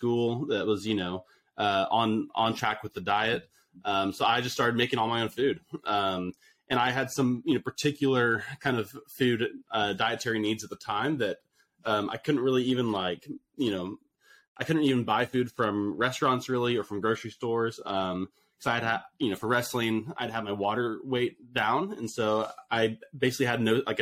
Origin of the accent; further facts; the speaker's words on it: Austin, Texas, United States; I grew up in Austin, Texas